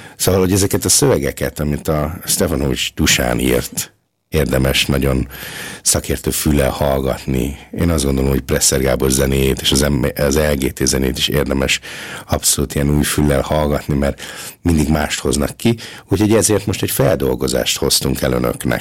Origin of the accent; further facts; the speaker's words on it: Hungary; now in Linz, Austria; én tipikusan az a magyar ember vagyok